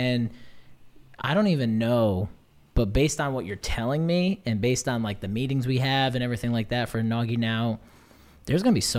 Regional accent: Naugatuck, Connecticut, United States; especially growing up in Naugatuck my whole life

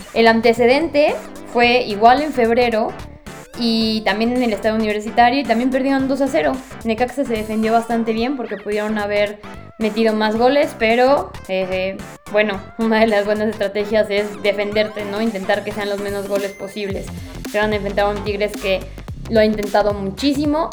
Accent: Puebla, Mexico; yo soy poblana

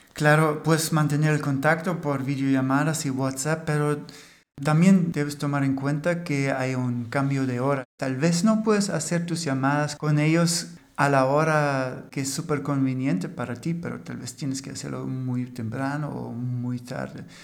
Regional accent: Germany; Spanish is a second language; el alemán del podcast

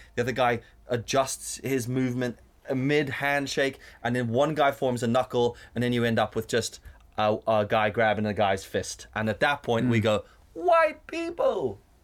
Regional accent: South Africa; now in Northern Ireland, United Kingdom; growing up in South Africa, we had friends in school who were black

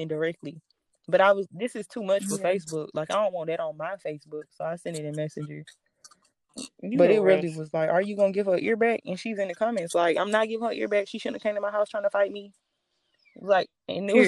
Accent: the South, United States; accent: Southern

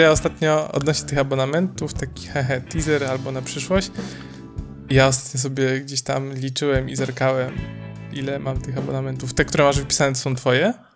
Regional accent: Poland; Jestem z Polski

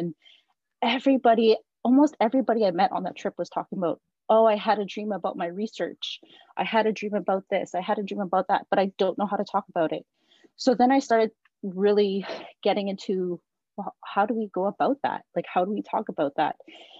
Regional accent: Wiikwemkoong, Ontario, Canada; now in Peterborough, Canada; I'm from the Thunderbird clan, and I'm from Wiki, and I'm currently living in Peterborough while I go to school to finish my PhD.

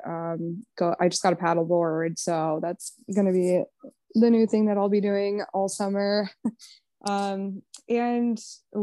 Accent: Chanhassen, Minnesota, United States; moved away as an adult; also born or lived in Chicago; I'm from Minnesota originally, Chanhassen, and I grew up there, lived there

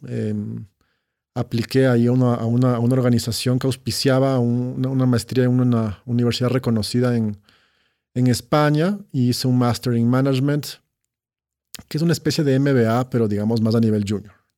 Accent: Quito, Pichincha, Ecuador; Sí, crecí en Quito. Eh, crecí en Quito.

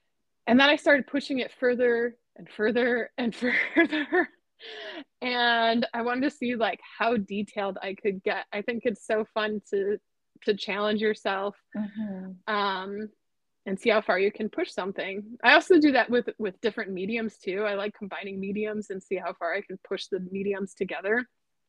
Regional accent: Midwest, United States; now in Los Angeles, United States; growing up in the Midwest, it was kind of like I was in awe of Hollywood, and now I'm here, and I'm just kind of like, oh, it's Hollywood.

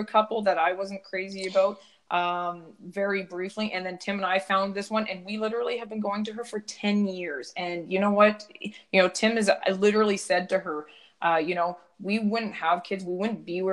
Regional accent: Ladner, British Columbia, Canada; I come from Ladner, a smaller town

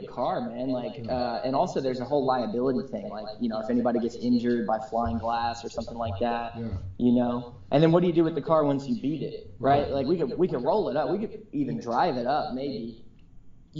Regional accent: Houston, Texas, United States; I grew up in Houston where there's wonderful Mexican food all the time

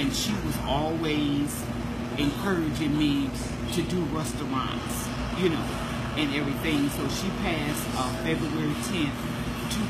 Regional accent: Joliet, Illinois, United States; I'm born and raised in Joliet

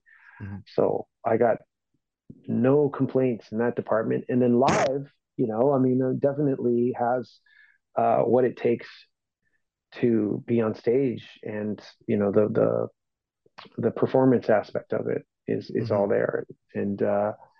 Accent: Toronto, Ontario, Canada; I'm from Toronto

